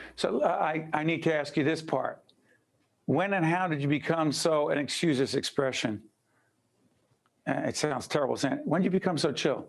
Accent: Newark, New Jersey, United States; Brick City, my hometown, born and raised

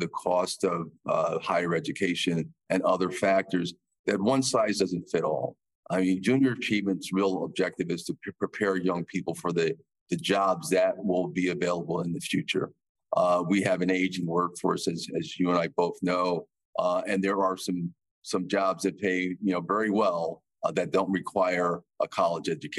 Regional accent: Bridgeport, Connecticut, United States; I'm from Bridgeport, Connecticut

